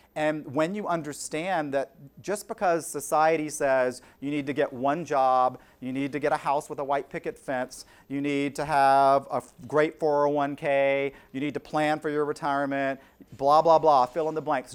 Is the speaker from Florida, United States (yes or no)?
no; South Carolina, United States; moved away as an adult; also born or lived in Pennsylvania; the assistant to the director of development at the University of South Carolina